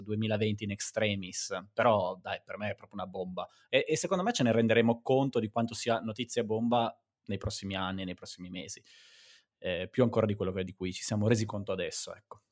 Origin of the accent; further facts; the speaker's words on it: Garessio, Piedmont, Italy; now in Priola, Italy; Garessio, ma adesso vivo a Privola.